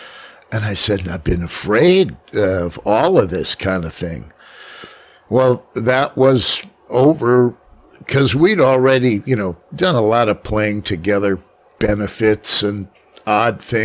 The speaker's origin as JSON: {"language": "English", "town": "New York City", "region": "New York", "country": "United States", "tie": "born or raised there", "said": "I'm from Manhattan."}